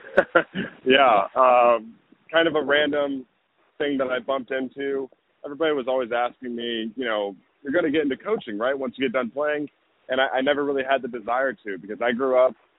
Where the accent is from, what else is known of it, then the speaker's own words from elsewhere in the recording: the South, United States; moved away as an adult; also born or lived in Corvallis, Oregon; I'm moving from the South, where I've pretty much lived the majority of my life, to the Pacific Northwest